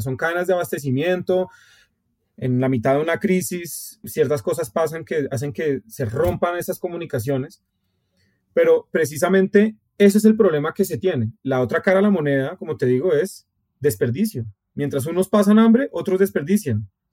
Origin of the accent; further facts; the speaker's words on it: Colombia; somos colombianos